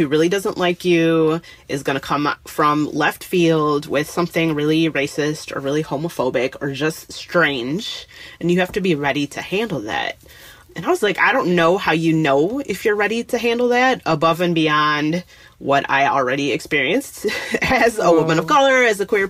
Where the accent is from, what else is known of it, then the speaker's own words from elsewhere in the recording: Detroit, Michigan, United States; moved away as an adult; now in Minneapolis, United States; I didn't grow up here. I grew up in Detroit, but I moved here after college for a job and I've been here ever since.